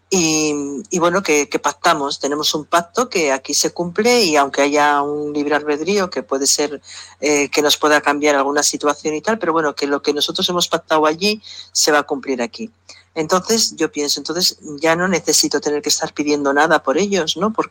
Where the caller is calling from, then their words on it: Pamplona, Navarre, Spain; Hola Miquel, hola Lola … de Pamplona.